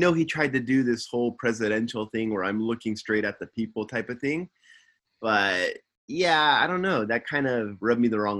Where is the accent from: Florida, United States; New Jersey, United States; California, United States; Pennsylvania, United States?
California, United States; Simi Valley; now in Tokyo, Japan; I'm living in Tokyo, Japan, and I'm from Simi Valley, California.